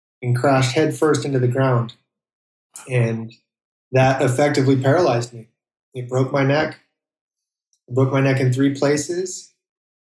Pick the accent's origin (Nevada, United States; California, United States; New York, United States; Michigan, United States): California, United States; Monterey Bay, Central; also born or lived in Indonesia; I grew up in the Monterey Bay, Central California